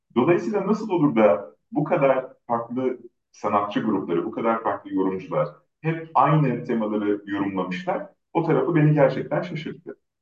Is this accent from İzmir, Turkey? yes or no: no; Ankara, Turkey; Ben doğma büyüme Ankaralıyım